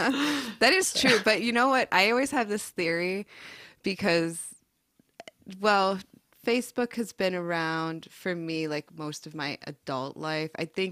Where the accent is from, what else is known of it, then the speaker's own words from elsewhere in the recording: South Dakota, United States; also born or lived in California / Oregon; I grew up in South Dakota, and then it was like, we're going to California, and then we're going to Oregon